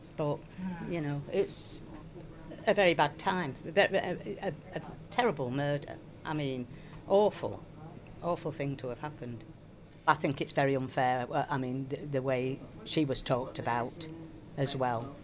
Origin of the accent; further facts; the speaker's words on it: Sheffield, Yorkshire and the Humber, United Kingdom; I'm from Sheffield originally